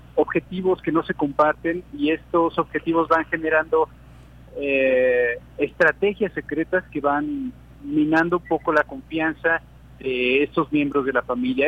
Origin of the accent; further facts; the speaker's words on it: Veracruz, Mexico; nuestra cultura veracruzana